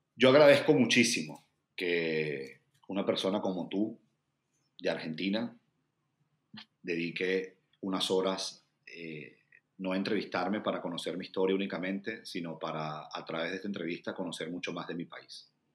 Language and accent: Spanish; Venezuela; moved away as an adult; also born or lived in Brazil; now in Washington DC, United States; como venezolano trabajar por mi gente y para mi gente